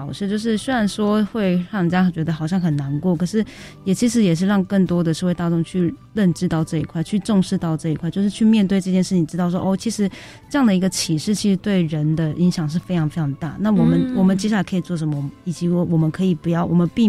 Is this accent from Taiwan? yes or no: yes; Taoyuan, Taiwan; also born or lived in Pingtung County; 我其实很早就在桃园长大的，因为跟爸爸妈妈工作的关系哦。